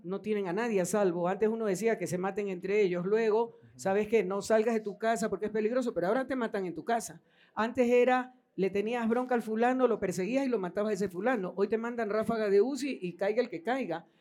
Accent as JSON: {"language": "Spanish", "country": "Ecuador", "said": "todos somos ecuatorianos"}